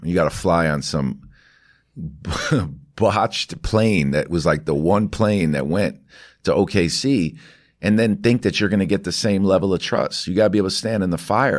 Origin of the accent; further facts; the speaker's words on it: New York City, New York, United States; I grew up in New York City.